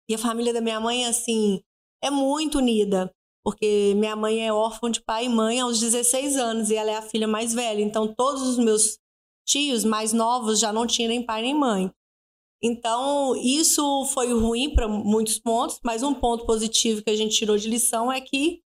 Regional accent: Belo Horizonte, Minas Gerais, Brazil; moved away as an adult; now in Viçosa, Brazil; sou de Belo Horizonte, né? nascida e criada lá. É, vim para Viçosa diferente de muitos que vêm para Viçosa para estudar. Eu vim porque eu casei. E já vai fazer 14 anos.

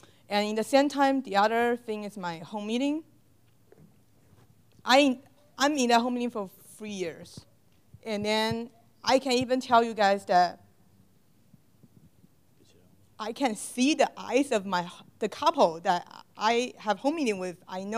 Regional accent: Houston, Texas, United States; English is a second language; I'm from Houston. This semester, we have something new in the church in Houston.

